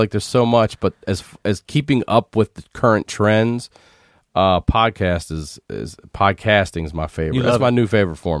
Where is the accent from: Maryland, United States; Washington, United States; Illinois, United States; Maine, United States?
Maryland, United States; Baltimore; moved away as an adult; now in Los Angeles, United States; I'm originally from Baltimore.